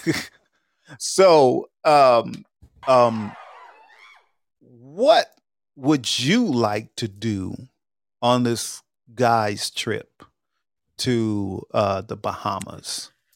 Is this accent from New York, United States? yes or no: yes; Long Island, New York, United States; moved away; also born or lived in Georgia; I grew up in Long Island